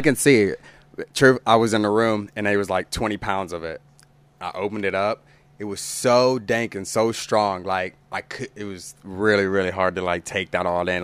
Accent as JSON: {"language": "English", "town": "Tulsa", "region": "Oklahoma", "country": "United States", "tie": "born or raised there", "also_born_or_lived": "Owasso, Oklahoma", "said": "I grew up here in Tulsa"}